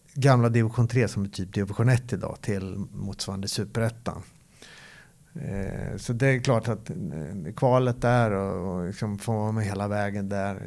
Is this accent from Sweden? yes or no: yes; Örebro, Örebro County, Sweden; moved away as an adult; also born or lived in Gothenburg; Jag är uppväxt i, i Örebro